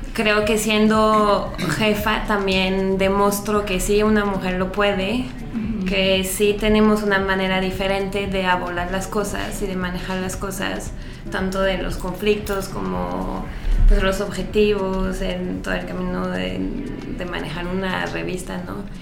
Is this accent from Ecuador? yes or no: no; France; now in Mexico; yo soy francesa